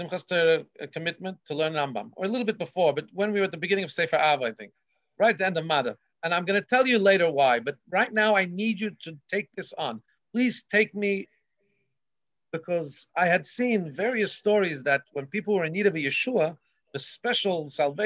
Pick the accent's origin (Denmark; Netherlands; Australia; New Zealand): Australia; Melbourne, Victoria; my grandfather's bookstore, Cantor's bookstore in Melbourne, Australia, where I grew up on St. Kilda Road